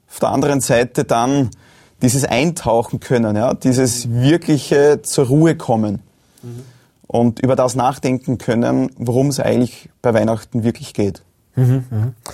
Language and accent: German; Lower Austria, Austria; Ich meine, gerade am Land draußen, wo ich aufgewachsen bin in Niederösterreich, ist ja auch das Religiöse sehr, sehr wichtig und bedeutsam.